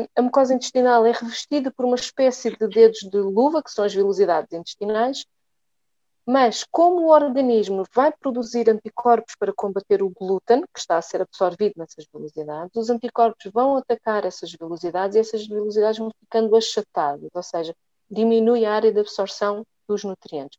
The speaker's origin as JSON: {"language": "Portuguese", "region": "Lisbon", "country": "Portugal", "tie": "born or raised there", "said": "sou natural de, de Lisboa"}